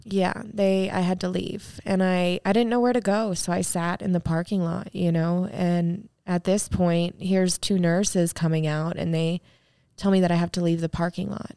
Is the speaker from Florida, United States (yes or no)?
yes; Apopka, Florida, United States; I was born in Apopka, Florida